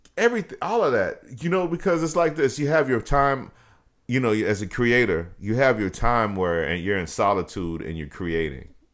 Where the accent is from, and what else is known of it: Dallas, Texas, United States; born or raised there; also born or lived in Brooklyn, New York